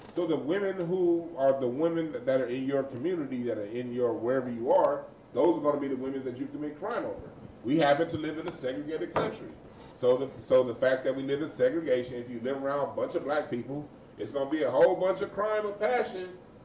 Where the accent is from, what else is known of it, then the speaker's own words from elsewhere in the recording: Los Angeles, California, United States; also born or lived in Westchester, Los Angeles; No, I grew up in the Crenshaw District.